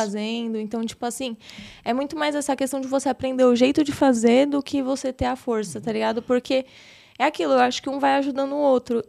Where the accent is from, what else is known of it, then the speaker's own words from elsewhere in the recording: São Paulo, Brazil; Eu nasci aqui em São Paulo mesmo. Da hora. Fui criada aqui no caos de São Paulo, pela região do centro.